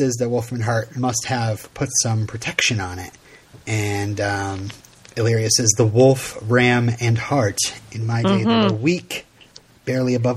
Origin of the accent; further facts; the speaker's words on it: United States; I'm American